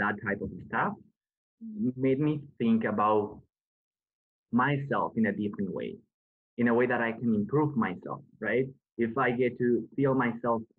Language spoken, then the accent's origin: English; Ecuador; moved away as an adult; now in Canada; I come from Ecuador, which is a developing country. And I never heard about mental health until I came to Canada.